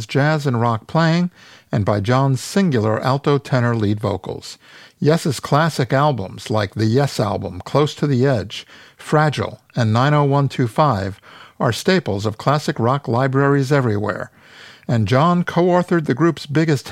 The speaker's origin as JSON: {"language": "English", "region": "New York", "country": "United States", "tie": "born or raised there", "said": "as a kid growing up in New York in the 70s"}